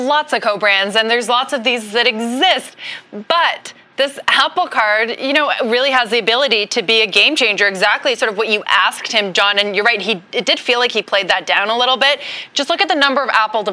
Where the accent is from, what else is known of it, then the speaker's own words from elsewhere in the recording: Canada; moved away as an adult; now in United States; I'm Canadian